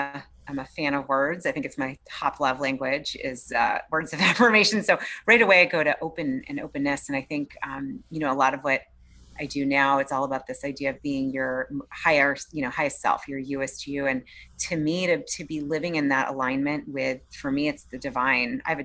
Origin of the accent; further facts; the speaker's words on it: Boston, Massachusetts, United States; I grew up in the East Coast in Boston and outside of Boston